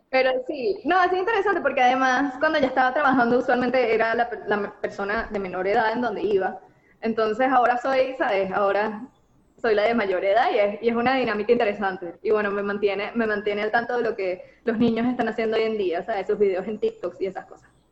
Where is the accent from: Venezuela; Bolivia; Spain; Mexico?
Venezuela; moved away as an adult; now in United States; yo salí de Venezuela cuando tenía que salir